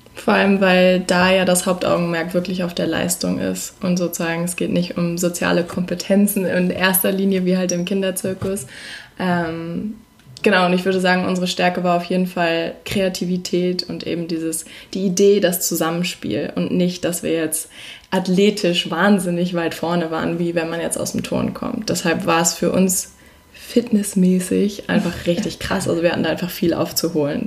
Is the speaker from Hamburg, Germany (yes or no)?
yes; Hamburg, Germany; also born or lived in Berlin; Wir kommen aus Hamburg